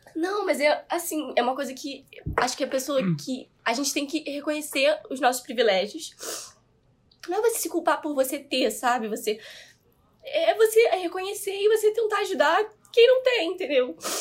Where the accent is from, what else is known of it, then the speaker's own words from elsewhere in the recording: Petrópolis, Rio de Janeiro, Brazil; moved away as an adult; now in Rio de Janeiro, Brazil; eu não sou daqui, né? Eu sou de Petrópolis, eu nasci lá